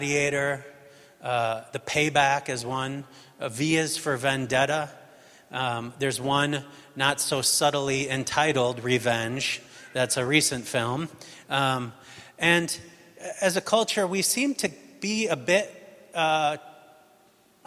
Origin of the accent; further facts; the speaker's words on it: United States; moved away; I'm American